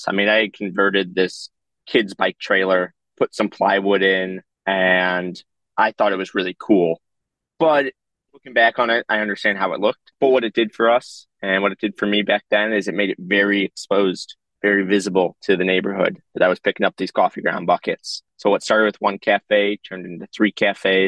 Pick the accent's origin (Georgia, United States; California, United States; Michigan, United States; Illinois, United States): Illinois, United States; Chicago; I grew up composting in Lincoln Square because that's how my parents raised me